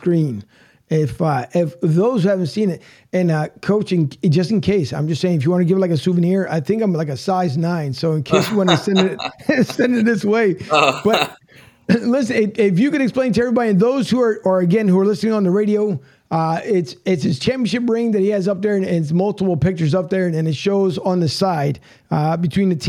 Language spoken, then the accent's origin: English; Philadelphia, Pennsylvania, United States; moved away; I'm originally from Philly